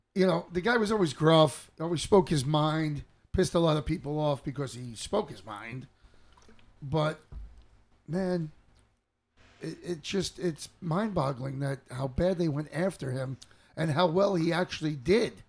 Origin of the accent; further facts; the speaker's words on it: New York City, New York, United States; I grew up in New York City area